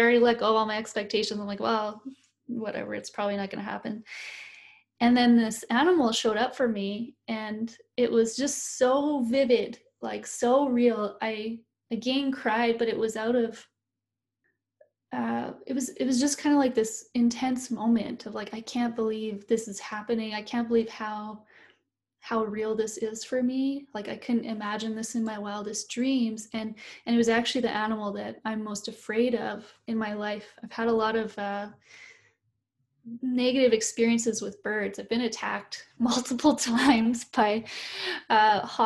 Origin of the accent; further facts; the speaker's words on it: Canada; I'm a Canadian, but I'm not an Indigenous person here to Canada